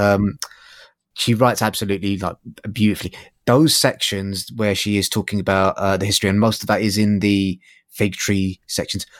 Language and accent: English; London, United Kingdom; I grew up in North London